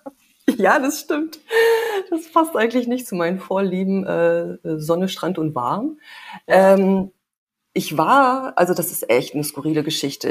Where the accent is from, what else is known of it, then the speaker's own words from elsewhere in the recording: Germany; moved away as an adult; also born or lived in Canada; hier in der Kleinstadt groß geworden